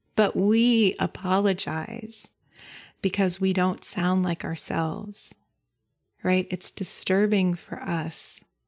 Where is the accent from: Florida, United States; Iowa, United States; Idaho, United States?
Idaho, United States; now in Berkeley, United States; I grew up in Idaho